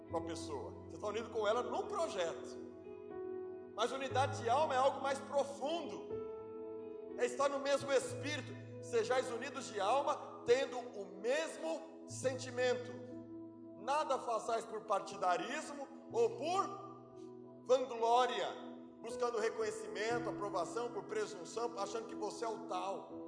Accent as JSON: {"language": "Portuguese", "region": "Alagoas", "country": "Brazil", "said": "eu sou nordestino abechado, sou, do, sou alagoano."}